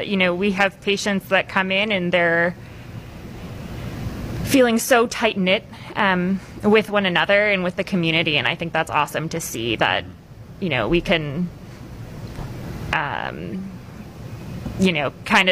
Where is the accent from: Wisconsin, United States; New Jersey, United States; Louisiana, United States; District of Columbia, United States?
Wisconsin, United States; Waukesha; moved away as an adult; now in Fond du Lac, United States; I grew up in Waukesha, which is, you know, a much larger community. Currently live in Fond du Lac